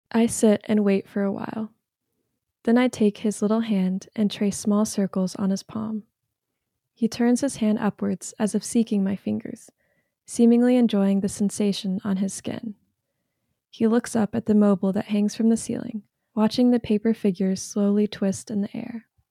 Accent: North Carolina, United States; I'm from North Carolina

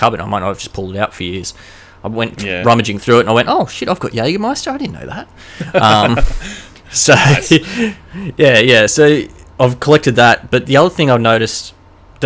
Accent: Queensland, Australia; I am from Queensland

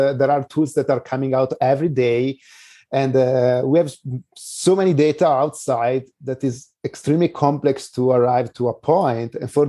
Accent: Italy; moved away as an adult; now in San Diego, United States; So I'm moving from Italy to San Diego.

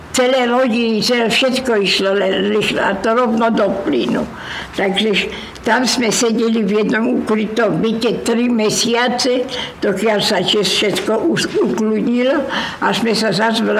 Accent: Slovakia; vyhnali nás, lebo sme boli Slováci.

